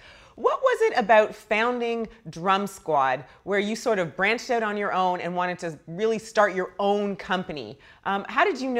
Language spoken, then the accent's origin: English; Canada; I grew up in Canada